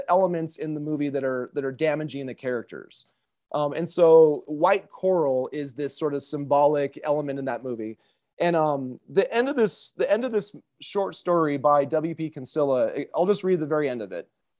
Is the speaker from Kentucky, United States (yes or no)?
no; Spokane, Washington, United States; I was born in 1978 in Spokane.